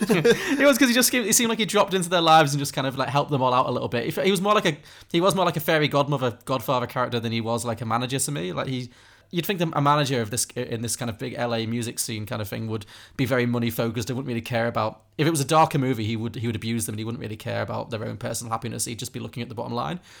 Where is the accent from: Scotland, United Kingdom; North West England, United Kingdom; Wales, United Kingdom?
North West England, United Kingdom; Liverpool; I grew up in Liverpool